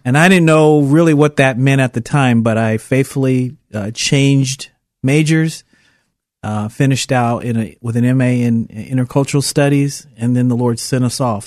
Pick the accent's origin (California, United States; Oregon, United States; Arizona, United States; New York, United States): Oregon, United States; Portland; moved away as an adult; also born or lived in Puerto Rico; a city kid that born and raised in Portland